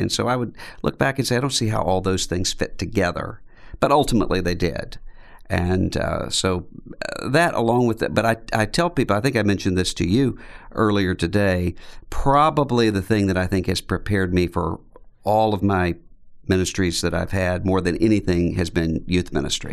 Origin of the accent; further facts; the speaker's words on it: Biloxi, Mississippi, United States; I grew up in Biloxi, Mississippi, which is right on the coastline, Mississippi, just out from New Orleans.